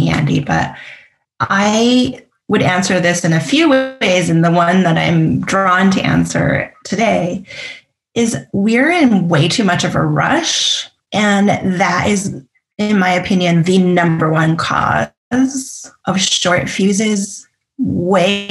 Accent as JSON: {"language": "English", "country": "Canada", "said": "I'm Canadian"}